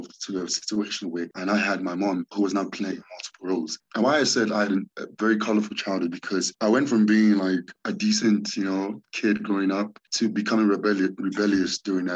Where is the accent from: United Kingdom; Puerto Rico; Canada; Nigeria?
Nigeria; now in South Africa; So growing up in Nigeria as a kid, it was always a great home